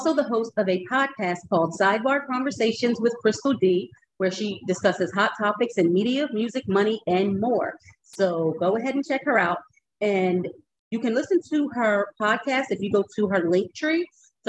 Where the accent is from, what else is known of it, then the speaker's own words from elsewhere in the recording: Philadelphia, Pennsylvania, United States; So now we're both from Philly